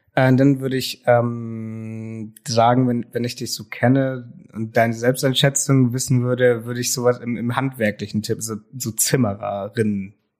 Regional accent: Brummerförde, Lower Saxony, Germany; ich komme eigentlich ursprünglich aus Brummerförde

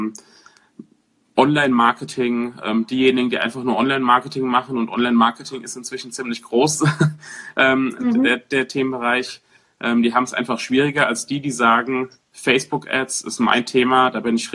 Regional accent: Weiterstadt, Hesse, Germany; ähm, ich komme aus dem, äh, aus dem Rhein-Main-Gebiet, aus dem beschaulichen, äh, schönen kleinen Weiterstadt.

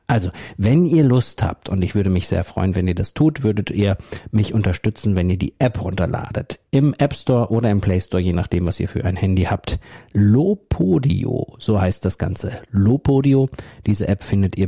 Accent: Soest district, North Rhine-Westphalia, Germany; Das ist der Kreis Soest. Das ist mein Heimatort sozusagen

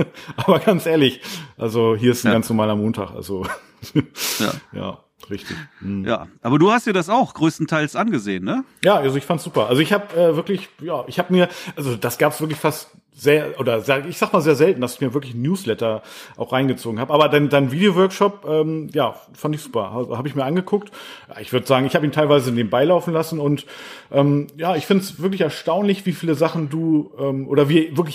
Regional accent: the North, Northern Germany, Germany; bei uns im Norden

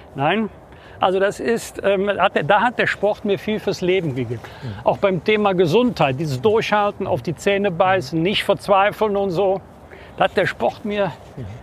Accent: Bergisch Gladbach, North Rhine-Westphalia, Germany; Bergisch Gladbach, das bin ich natürlich meiner Heimatstadt verbunden

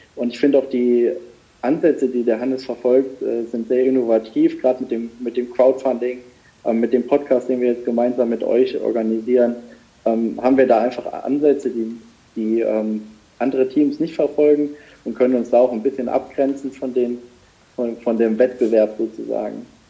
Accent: Saarland, Germany; ich bin ja gebürtiger Saarländer und wohne auch noch im Saarland

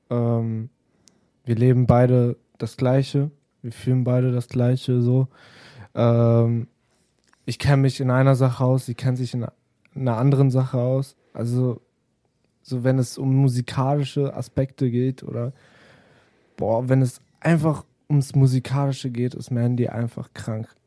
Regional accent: Italy; ich sagte ja, wir sind beide Italiener auch.

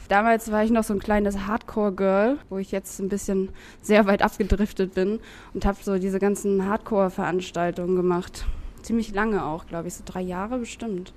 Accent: Lübeck, Schleswig-Holstein, Germany; moved away as an adult; now in Hamburg, Germany; ich komme aus Lübeck

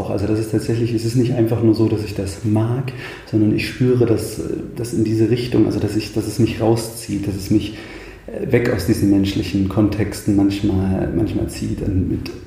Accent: Thuringia, Germany; ich bin ein Waldkind, vielleicht das zunächst. Ich komme, ich komme aus dem Eichsfeld, aus der Mitte Thürings, ähm, beziehungsweise aus dem Norden Thürings, Mitte Deutschlands

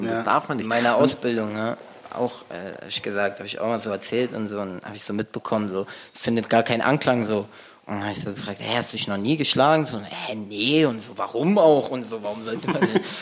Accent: Berlin, Germany; Äh, wir sind ja so viele, wir kommen aus komplett Neukölln. Ich bin

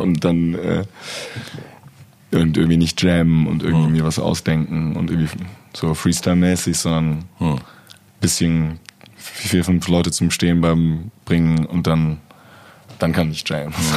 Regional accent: Cologne, North Rhine-Westphalia, Germany; meine Heimatstadt

